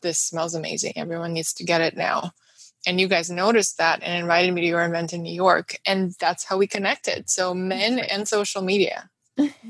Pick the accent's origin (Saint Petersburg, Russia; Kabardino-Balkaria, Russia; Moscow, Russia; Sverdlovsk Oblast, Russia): Moscow, Russia; English is a second language; moved away; growing up in Moscow, in Russia, I would spend every summer in our country house outside the city